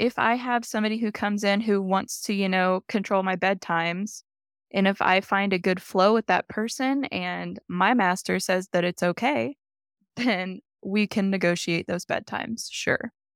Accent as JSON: {"language": "English", "region": "Oklahoma", "country": "United States", "moved": "yes", "lives_now": "Colorado Springs, United States", "said": "I'm actually from Oklahoma, Chickasaw Nation"}